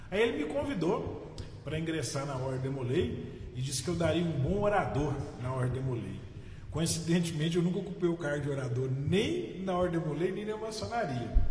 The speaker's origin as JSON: {"language": "Portuguese", "town": "Paracatu", "region": "Minas Gerais", "country": "Brazil", "tie": "born or raised there", "also_born_or_lived": "Araxá", "said": "eu nasci em Araxá, sou mineiro, facilmente dá para ver isso pelo sotaque, e com nove anos de idade eu mudei para a cidade de Paracatu."}